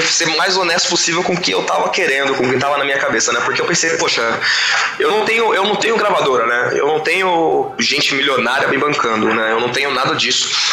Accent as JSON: {"language": "Portuguese", "area": "East Zone", "region": "São Paulo", "country": "Brazil", "said": "a gente é da região de, da Zona Leste aqui"}